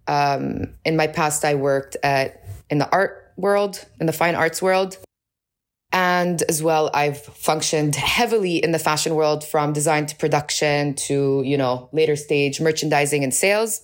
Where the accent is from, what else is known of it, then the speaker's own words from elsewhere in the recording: Amman, Amman Governorate, Jordan; moved away as an adult; also born or lived in New York City, United States; now in Amman, Jordan; I was born and raised in Amman. I'm originally Palestinian